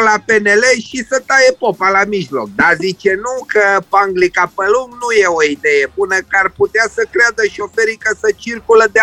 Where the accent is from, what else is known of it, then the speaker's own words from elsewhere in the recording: Romania; Mândru că sunt român!